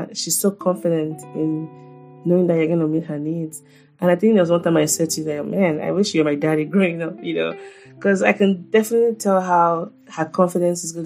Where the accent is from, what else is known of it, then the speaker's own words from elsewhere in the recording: Nigeria; I'm just a Nigerian mom